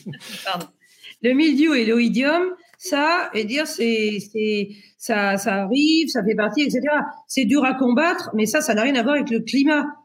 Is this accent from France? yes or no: yes; Pays de la Loire, France; je suis du Maine-et-Loire. Et le Maine-et-Loire, c'est un grand département de vin.